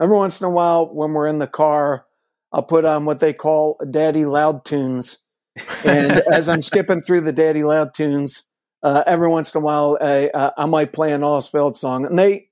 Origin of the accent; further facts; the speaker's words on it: Lansdowne, Pennsylvania, United States; moved away as an adult; now in California, United States; I grew up in Lansdowne, right outside Upper Darby